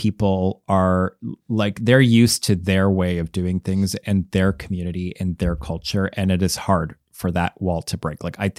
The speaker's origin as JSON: {"language": "English", "country": "Canada", "said": "Like, nope, I'm from Canada. I stopped saying A at the end of a lot of the sentences where it made sense in Canada because I got made fun of every time I did."}